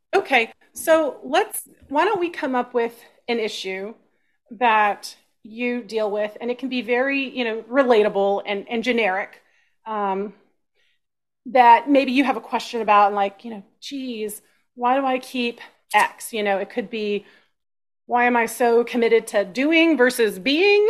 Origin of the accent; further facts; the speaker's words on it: Austin, Texas, United States; I grew up in Texas